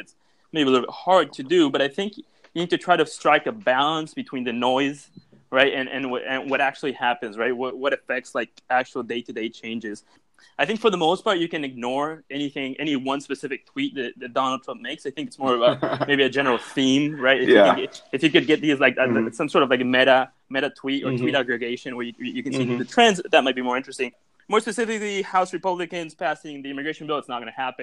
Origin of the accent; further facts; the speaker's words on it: Mexico; now in New York, United States; I am from Mexico. I live in New York